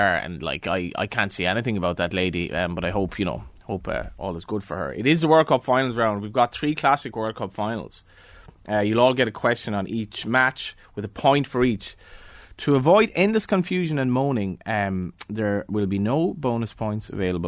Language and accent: English; Galway, Connacht, Ireland; now in Dublin, Ireland; I've spent more time in Dublin now than Galway comfortably, and I don't think I've lost my accent.